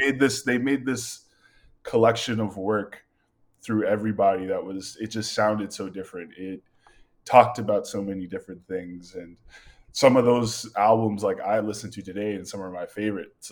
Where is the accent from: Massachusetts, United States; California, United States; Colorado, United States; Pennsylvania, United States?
Massachusetts, United States; Malden; moved away as an adult; now in Portland, United States; I was born and raised in Malden, Massachusetts, and that's just a city just ten minutes north of Boston.